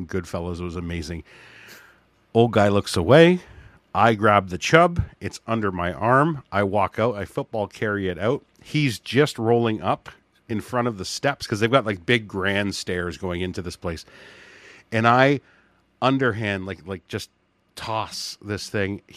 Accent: Hamilton, Ontario, Canada; I'm from Hamilton

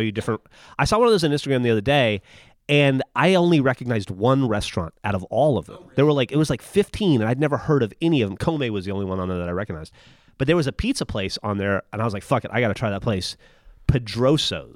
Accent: Alabama, United States; moved away as an adult; now in Austin, United States; I was from Alabama

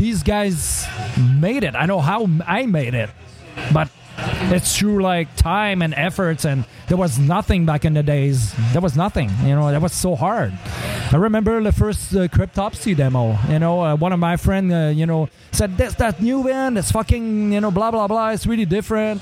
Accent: Saguenay, Quebec, Canada; moved away; also born or lived in Montreal; I'm from Saguenay. And when I moved there, there was, you know, in 93

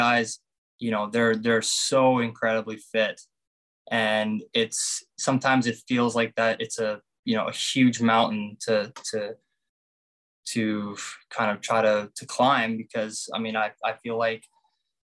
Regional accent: Canada; I love coming here to Canada, obviously playing at my home country

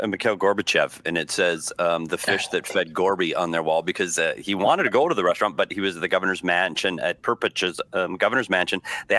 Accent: Minnesota, United States; as people here know, and you may not, I am from Minnesota, so this is really important to me.

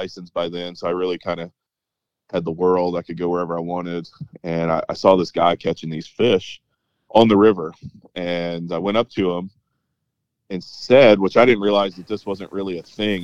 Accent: the mountains of North Carolina, United States; I grew up in the mountains of North Carolina

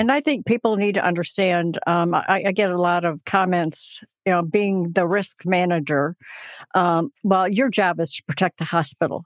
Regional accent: Hillsdale, Michigan, United States; I was born and raised in Hillsdale

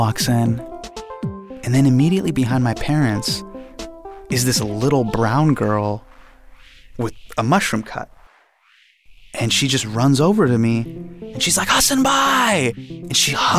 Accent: Davis, California, United States; we live Davis, Sacramento, Northern California

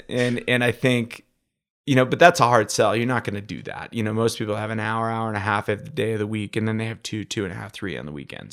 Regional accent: Utica, New York, United States; I grew up in Utica, New York

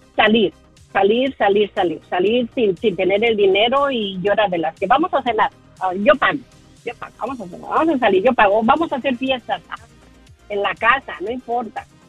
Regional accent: Mexico City, Mexico; Y yo crecí en la Ciudad de México

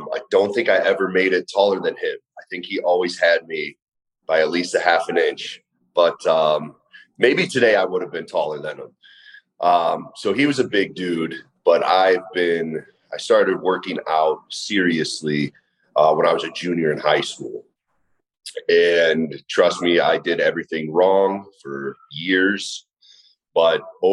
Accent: Middlefield, Ohio, United States; also born or lived in Willoughby, Ohio; born and raised about 40 minutes east of Cleveland in a little town called Middlefield

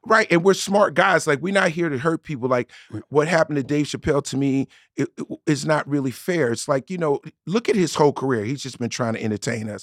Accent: Newark, New Jersey, United States; a regular kid growing up in Newark, New Jersey

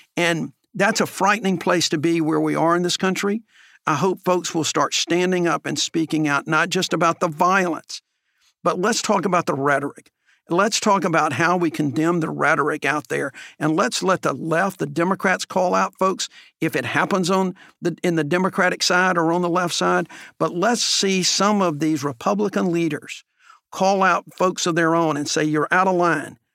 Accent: Alabama, United States; growing up in Alabama

